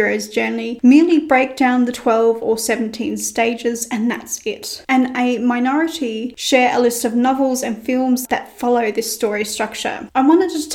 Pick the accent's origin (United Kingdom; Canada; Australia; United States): Australia; I'm Australian and by default, I'm a little lazy. We like to shorten as many words as possible. For instance, afternoon becomes arvo and good day becomes g'day